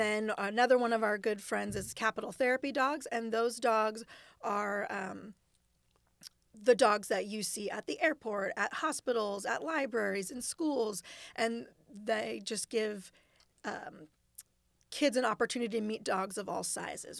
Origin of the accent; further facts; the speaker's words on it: Costa Mesa, California, United States; now in Sacramento, United States; I grew up in Costa Mesa in Orange County, so, um, close to the beach